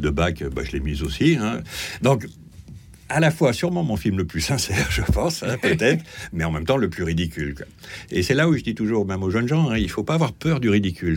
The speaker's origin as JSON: {"language": "French", "town": "Lyon", "region": "Auvergne-Rhône-Alpes", "country": "France", "tie": "born or raised there", "said": "je suis lyonnais"}